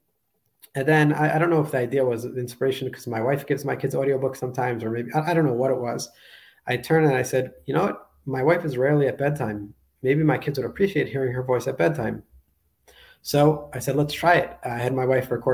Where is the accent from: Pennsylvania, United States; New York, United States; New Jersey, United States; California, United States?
New York, United States; moved away as an adult; also born or lived in Israel; now in Budapest, Hungary; I was born and raised in New York, moved later in my life to Israel